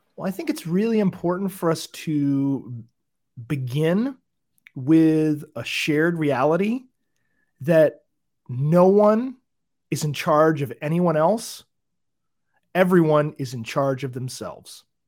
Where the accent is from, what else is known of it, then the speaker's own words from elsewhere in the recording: Michigan, United States; moved away; I'm from Michigan, uh, originally